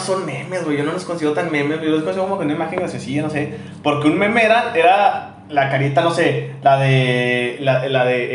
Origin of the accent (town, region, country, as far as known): Monterrey, Nuevo León, Mexico; accent: regio